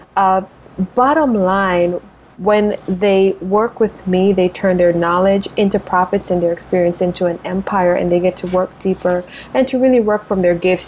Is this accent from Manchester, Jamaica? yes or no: yes; Spur Tree, Manchester, Jamaica; now in United States; I grew up in rural Jamaica, so a town, a, a city called Manchester, a little town called Spur Tree